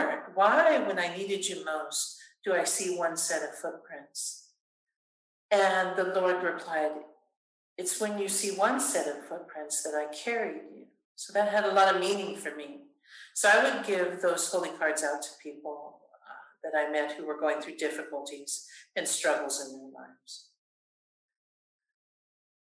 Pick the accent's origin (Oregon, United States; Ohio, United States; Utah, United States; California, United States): California, United States; Born and raised in California and in the Catholic faith